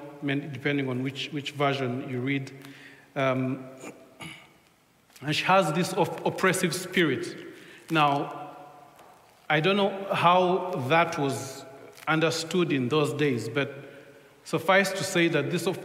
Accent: Uganda; first language Luganda; English is a second language; now in England; We come from Uganda

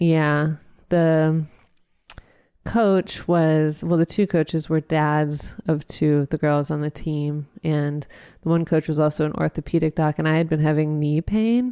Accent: Dayton, Ohio, United States; I grew up in Dayton, so we went to U D basketball games every winter

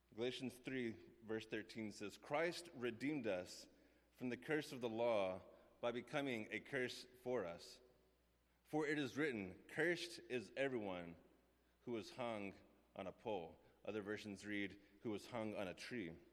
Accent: West Texas, United States; I grew up in West Texas

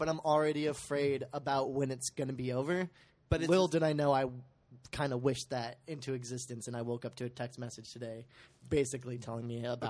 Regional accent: California, United States; I might beat a ton of people at the tournament just because I'm from California.

